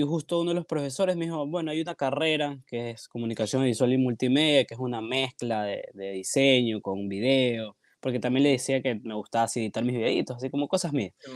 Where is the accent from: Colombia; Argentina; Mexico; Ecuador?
Ecuador; Guayaquil, Guayas; acá de Guayaquil, mucha gente me ha preguntado si no soy de acá, pero sí, sí soy de acá